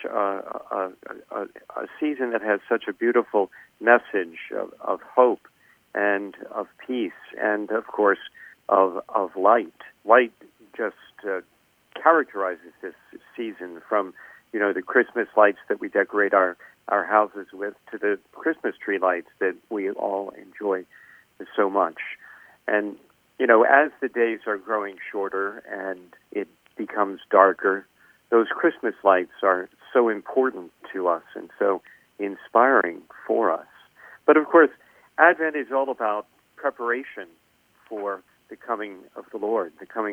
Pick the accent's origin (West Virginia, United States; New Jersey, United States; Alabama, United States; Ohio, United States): New Jersey, United States; moved away as an adult; now in Baltimore, United States; We're both transplants. I'm originally from New Jersey. I came to Baltimore to go to school here at Loyola